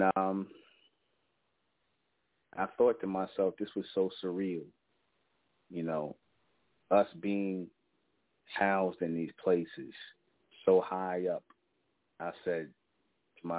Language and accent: English; New York City, New York, United States; I grew up in Brownsville, East New York, in the Van Dyke housing projects.